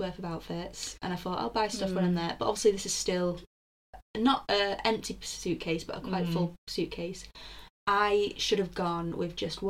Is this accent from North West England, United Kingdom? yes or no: yes; Manchester, North West England, United Kingdom; we're just from Manchester.